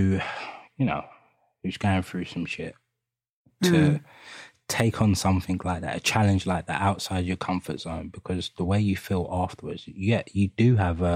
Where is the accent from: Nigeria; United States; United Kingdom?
United Kingdom; London; accent: East London; …, we grew up in East London, Hackney, three out of the four of us.